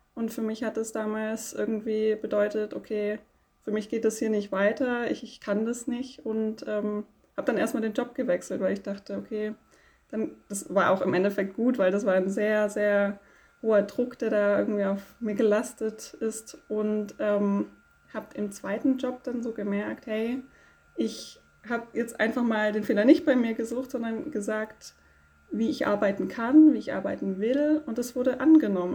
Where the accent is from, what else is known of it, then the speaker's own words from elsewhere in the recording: Konstanz, Baden-Württemberg, Germany; ich komme aus Konstanz